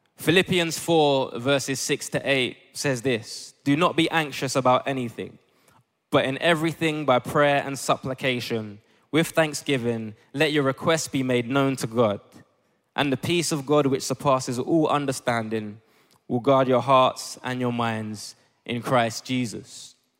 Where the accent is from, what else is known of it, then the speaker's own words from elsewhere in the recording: Ghana; I'm Ghanaian